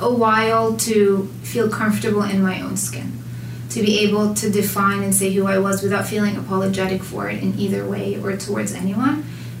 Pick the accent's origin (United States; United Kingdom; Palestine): Palestine; Jerusalem; Initially, I would say, oh, I'm from Jerusalem. And people would be like, oh, my cousin made Aliyah there. And I'm like, I'm Palestinian.